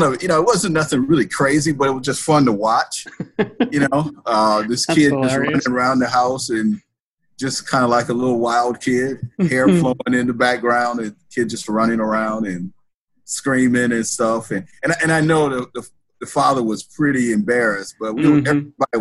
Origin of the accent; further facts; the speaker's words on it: Racine, Wisconsin, United States; now in Madison, United States; I'm originally from Racine, Wisconsin. It's like 20 minutes south of Milwaukee.